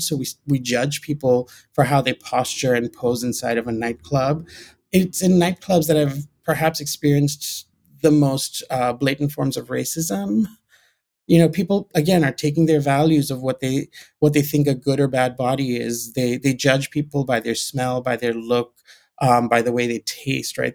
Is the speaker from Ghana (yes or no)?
yes; Ghana; moved away; also born or lived in Gibraltar / Pakistan (family origin); I grew up in Ghana. I was born in Gibraltar.